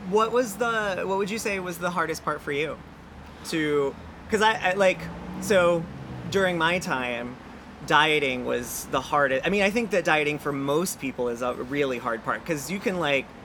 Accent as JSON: {"language": "English", "town": "Brea", "region": "California", "country": "United States", "said": "So I'm from Brea."}